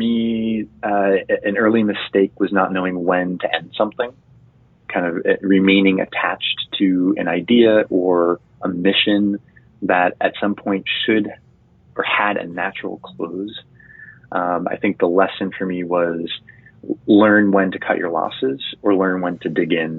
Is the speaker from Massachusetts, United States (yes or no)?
yes; Chelsea, Massachusetts, United States; growing up in Chelsea, Massachusetts, which is right outside of Boston